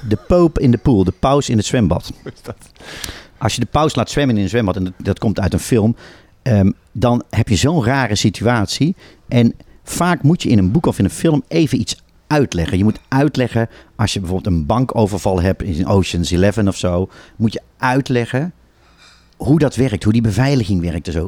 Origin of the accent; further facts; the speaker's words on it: Tilburg, North Brabant, Netherlands; now in Amsterdam, Netherlands; Ik kom ook uit Tilburg